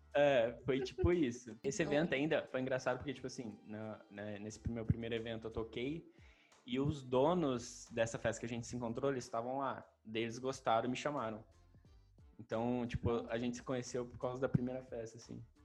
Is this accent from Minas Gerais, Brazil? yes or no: no; Maringá, Paraná, Brazil; eu sou de Maringá